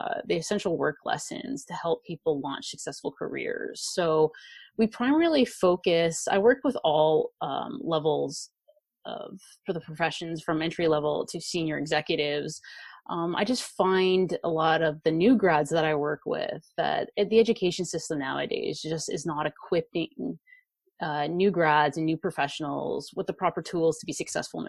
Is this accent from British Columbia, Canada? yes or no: yes; Vancouver, British Columbia, Canada; I am from Vancouver, Canada.